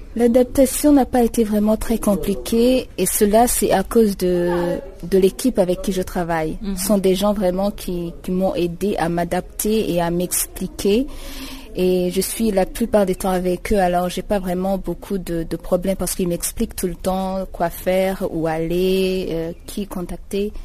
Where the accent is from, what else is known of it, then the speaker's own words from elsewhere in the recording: Burundi; moved away as an adult; now in Eswatini; je viens du Burundi, c'est un pays qui se trouve à l'est de l'Afrique